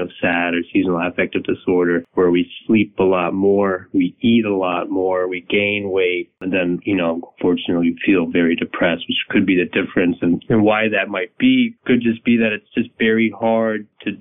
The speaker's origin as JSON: {"language": "English", "town": "Alexandria", "region": "Virginia", "country": "United States", "tie": "born or raised there", "said": "I'm a Virginia native. I grew up in Alexandria, Virginia"}